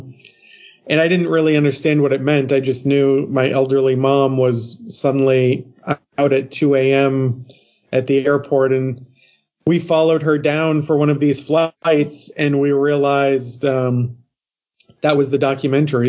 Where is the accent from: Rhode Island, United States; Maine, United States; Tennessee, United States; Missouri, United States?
Maine, United States; moved away as an adult; also born or lived in Grand Rapids, Michigan; I grew up in a rural, like a mill town in Maine